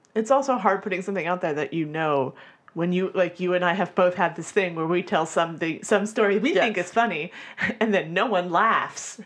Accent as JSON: {"language": "English", "region": "Florida", "country": "United States", "said": "I'm from Florida"}